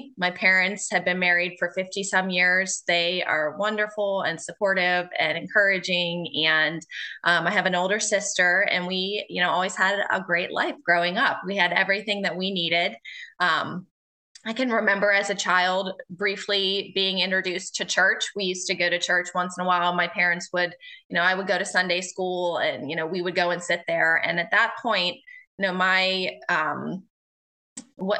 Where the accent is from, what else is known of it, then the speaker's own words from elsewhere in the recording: Houston, Pennsylvania, United States; I am from Houston, Pennsylvania, which is a small town just south of Pittsburgh.